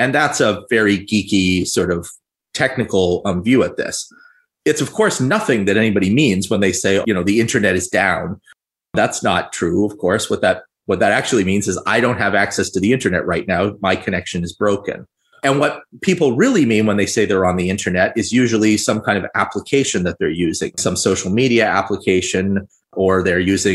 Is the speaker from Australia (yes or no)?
no; Toronto, Ontario, Canada; I'm from Canada and in Ontario. I am from Toronto.